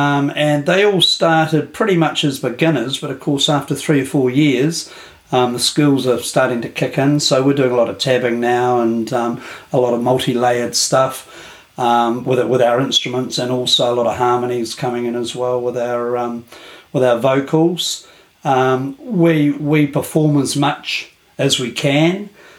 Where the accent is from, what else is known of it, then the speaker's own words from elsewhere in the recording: Kapiti Coast, Wellington, New Zealand; I'm from the Kapiti Coast in New Zealand.